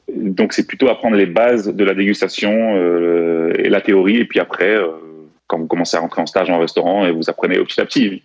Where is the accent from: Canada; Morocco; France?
France; Strasbourg, Grand Est; also born or lived in Greece / Corsica; je suis né, j'ai grandi à Strasbourg et élevé plutôt à l'européenne